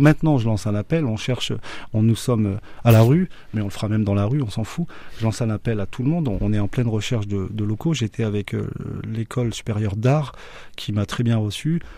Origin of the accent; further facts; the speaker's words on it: Beauce, Centre-Val de Loire, France; also born or lived in Orléans; je suis de la Beauce, le grenier de la France